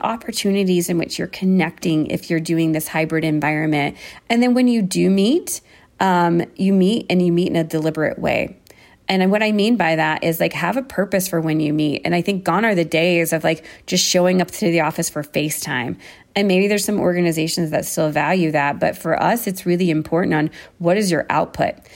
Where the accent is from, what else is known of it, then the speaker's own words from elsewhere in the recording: United States; moved away as an adult; now in Berlin, Germany; I am American